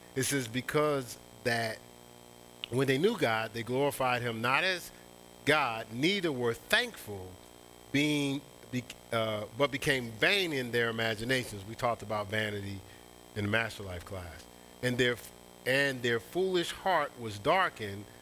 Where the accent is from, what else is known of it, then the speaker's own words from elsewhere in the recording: Newark, New Jersey, United States; my hometown